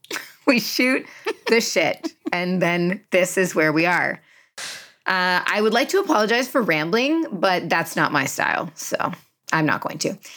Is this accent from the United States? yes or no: no; Canada; I'm very Canadian in that way